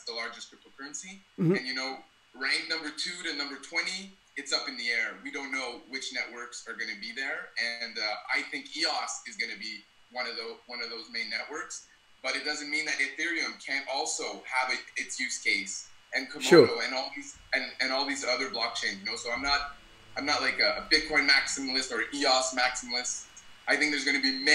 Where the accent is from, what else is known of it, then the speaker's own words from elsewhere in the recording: Ottawa, Ontario, Canada; moved away as an adult; also born or lived in British Columbia / Alberta; now in Montreal, Canada; I grew up in Ottawa, Canada.